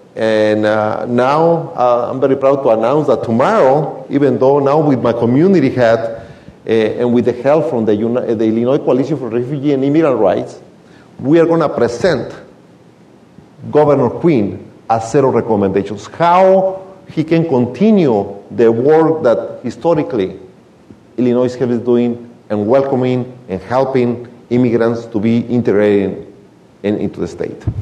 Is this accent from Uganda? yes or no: no; Michoacán, Mexico; English is a second language; moved away as an adult; now in United States; I came here from Mexico, from a very small town in Michoacan, 22 years ago. I didn't speak the language at all